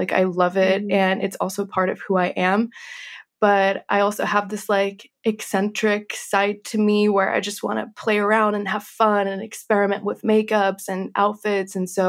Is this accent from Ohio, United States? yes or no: no; Kentucky, United States; also born or lived in Minsk, Belarus; I was born in Minsk in Belarus, and I lived there until the age of 4. And then my family relocated to Kentucky in the United States.